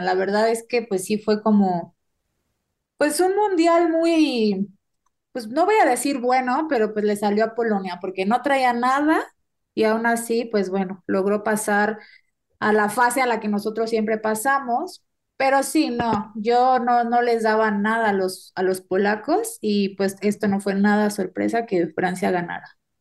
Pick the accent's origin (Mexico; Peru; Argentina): Mexico; somos mexicanos